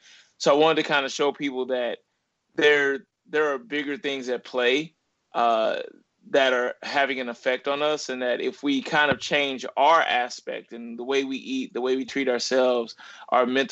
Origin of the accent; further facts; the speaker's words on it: Ferguson, Missouri, United States; also born or lived in Little Rock, Arkansas; I was raised in Ferguson, Missouri. I was born in Little Rock, Arkansas, and my mother moved to St. Louis when I was two